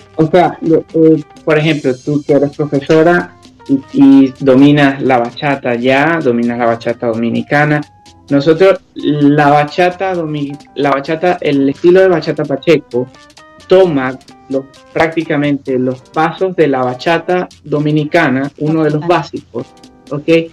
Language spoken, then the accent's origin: Spanish; Venezuela; accent: Venezuelan; now in United Kingdom; hablamos español, o sea, hablamos igual nuestro acento venezolano